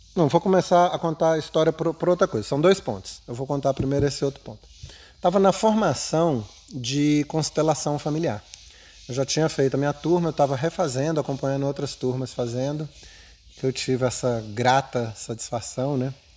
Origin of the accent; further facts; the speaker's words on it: Brasília, Federal District, Brazil; Eu cheguei em Brasília em 70